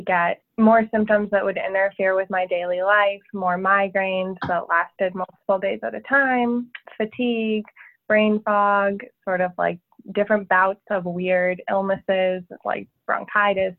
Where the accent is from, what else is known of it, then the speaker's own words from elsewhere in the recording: San Francisco Bay Area, California, United States; now in New Orleans, United States; I'm from San Francisco Bay Area. I grew up 20 minutes south of San Francisco on the coast